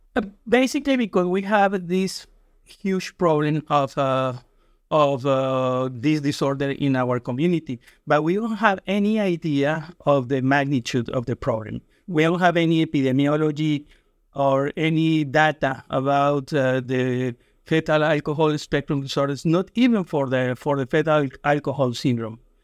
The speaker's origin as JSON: {"language": "English", "country": "Colombia", "tie": "born or raised there", "second_language": "English", "moved": "yes", "said": "I was born in Colombia, and I went to a school of medicine in Colombia"}